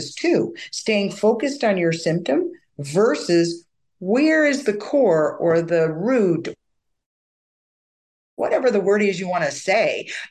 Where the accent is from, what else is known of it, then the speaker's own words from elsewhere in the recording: United States; also born or lived in England / Vancouver, Canada; as an American